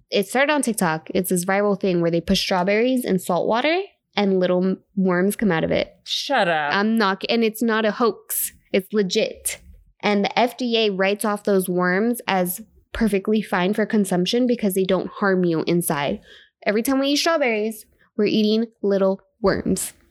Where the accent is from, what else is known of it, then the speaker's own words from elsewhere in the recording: Florida, United States; because I grew up in Florida and I know like what happens